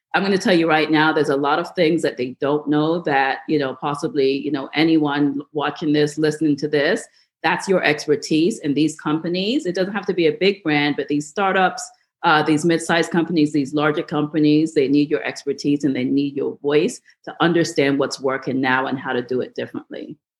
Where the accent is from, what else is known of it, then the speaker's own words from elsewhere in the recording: New York, United States; I grew up in New York